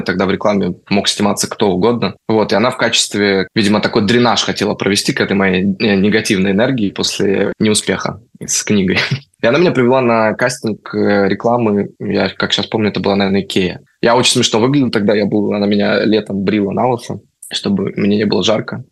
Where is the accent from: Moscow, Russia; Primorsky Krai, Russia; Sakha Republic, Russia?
Moscow, Russia; moved away as an adult; now in Spain; Я действительно родился в Москве, при этом я не коренной москвич.